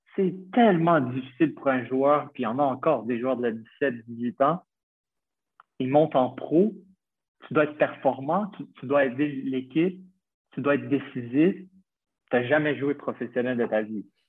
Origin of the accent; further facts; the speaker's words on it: Montreal, Quebec, Canada; moved away as an adult; now in Malta; j'ai 26 ans, je viens de Montréal